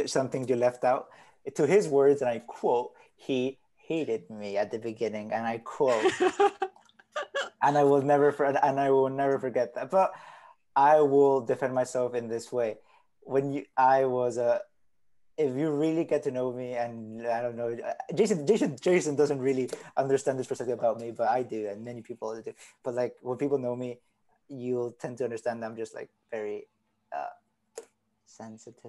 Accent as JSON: {"language": "English", "region": "Mexico City", "country": "Mexico", "tie": "born or raised there", "also_born_or_lived": "Argentina", "second_language": "English", "moved": "yes", "lives_now": "Canada", "said": "I was not born in Mexico City, but I was raised in Mexico City practically. I stayed there for 11 years of my life, same school, same neighborhood, same everything."}